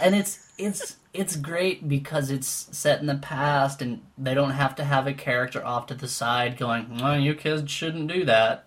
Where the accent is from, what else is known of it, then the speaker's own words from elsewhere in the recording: Winnipeg, Manitoba, Canada; now in Toronto, Canada; I grew up in Winnipeg